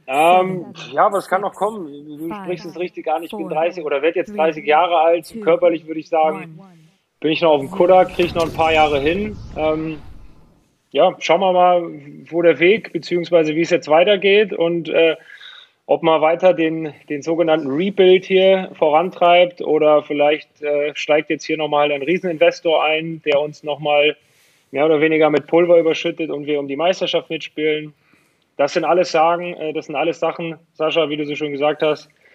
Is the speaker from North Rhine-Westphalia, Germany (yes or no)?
yes; Pulheim, North Rhine-Westphalia, Germany; also born or lived in Dormagen-Hackenbroich; ich bin aufgewachsen in Pulan bei Köln